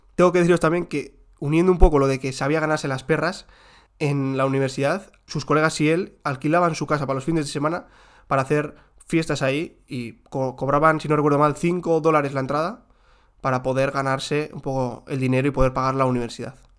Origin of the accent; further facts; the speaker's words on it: Spain; los que somos de España